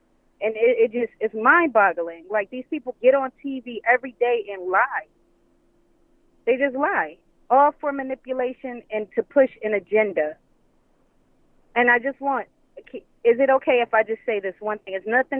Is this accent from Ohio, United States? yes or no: yes; Cleveland, Ohio, United States; now in Kissimmee, United States; I'm calling from Cleveland. Well, I'm actually calling from Kissimmee, but, you know, I'm from Cleveland, so I'm going to represent that.